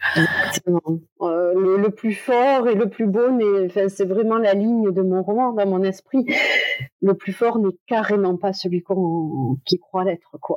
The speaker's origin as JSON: {"language": "French", "town": "Toulouse", "region": "Occitania", "country": "France", "said": "je suis de Toulouse"}